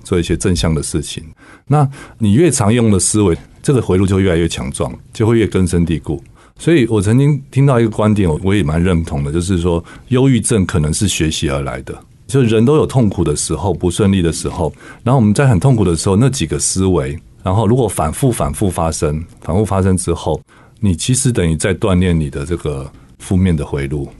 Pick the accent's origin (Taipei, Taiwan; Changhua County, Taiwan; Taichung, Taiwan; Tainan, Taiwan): Taipei, Taiwan; 我小时候只是在台北长大，我家在植物园的对面